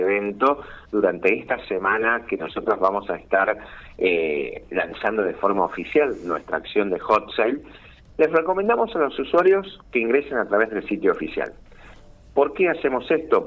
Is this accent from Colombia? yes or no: no; San Miguel de Tucumán, Tucumán, Argentina; Soy de Tucumán y trabajo coordinando desde aquí todo el país